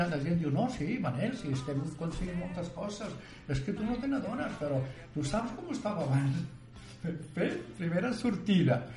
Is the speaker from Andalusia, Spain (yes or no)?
yes; Andalusia, Spain; moved away; also born or lived in Terrassa; Vinc de Terrassa, vinc d'Andalusia, abans de Terrassa